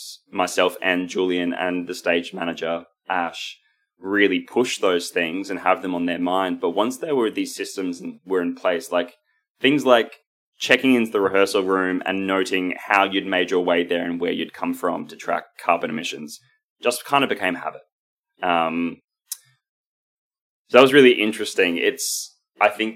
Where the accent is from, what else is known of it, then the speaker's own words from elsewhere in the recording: Queensland, Australia; We come from Queensland